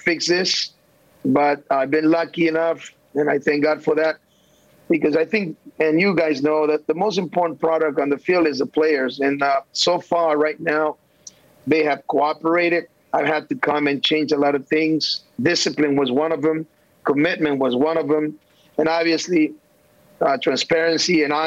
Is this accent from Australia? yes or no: no; El Salvador; moved away; also born or lived in United States; I was born in El Salvador